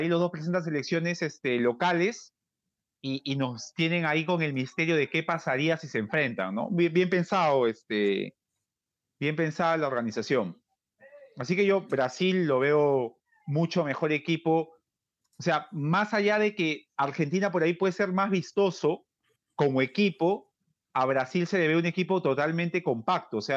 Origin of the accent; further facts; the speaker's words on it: Peru; Como peruano te lo digo.